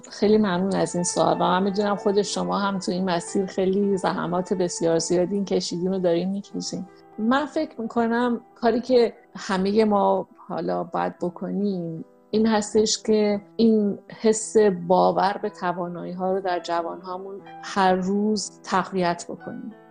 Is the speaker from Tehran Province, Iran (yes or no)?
yes; Tehran, Tehran Province, Iran; moved away; واسه من که تهرانی هستم